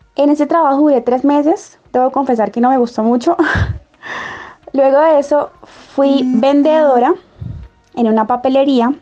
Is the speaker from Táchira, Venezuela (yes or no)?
yes; Táriba, Cárdenas, Táchira, Venezuela; moved away as an adult; also born or lived in Cúcuta; now in Colombia; soy venezolana, nací en Tario, Cárdenas